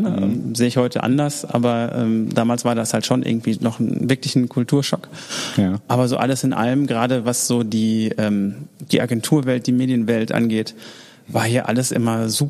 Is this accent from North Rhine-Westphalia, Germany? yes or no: yes; Oberhausen, North Rhine-Westphalia, Germany; now in Düsseldorf, Germany; ich komme ursprünglich aus Oberhausen mhm. und äh, da ist jetzt nicht so viel zu holen